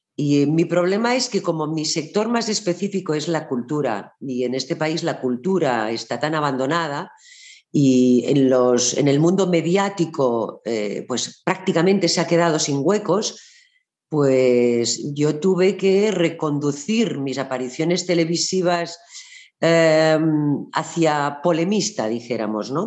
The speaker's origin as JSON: {"language": "Spanish", "town": "Barcelona", "region": "Catalonia", "country": "Spain", "said": "en Barcelona, que es de donde yo soy"}